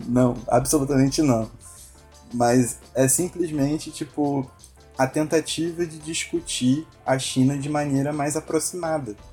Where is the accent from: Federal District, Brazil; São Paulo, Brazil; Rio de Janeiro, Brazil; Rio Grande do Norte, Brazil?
Rio de Janeiro, Brazil; Paraty; minha cidade, minha terrinha, Paraty